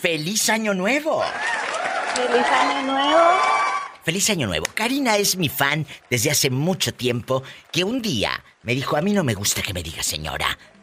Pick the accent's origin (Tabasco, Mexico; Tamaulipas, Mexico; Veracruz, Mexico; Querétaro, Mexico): Tamaulipas, Mexico; Matamoros; moved away; yo salí de mi tierra hace muchos años, que es Matamoros, Tamaulipas